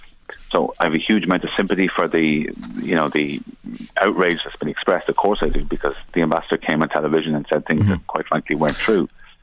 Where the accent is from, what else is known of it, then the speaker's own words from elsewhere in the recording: Ireland; as an Irish minister